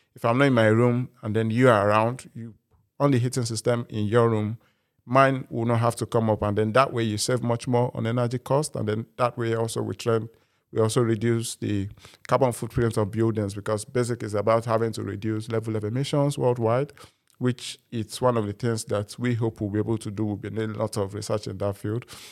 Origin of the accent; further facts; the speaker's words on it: Nigeria; now in United Kingdom; I'm a Nigerian by birth